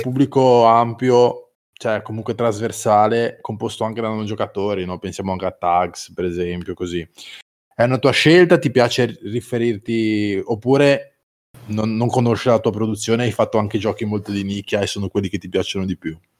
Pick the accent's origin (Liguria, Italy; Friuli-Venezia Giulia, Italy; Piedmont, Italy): Liguria, Italy; Genoa; io che sono genovese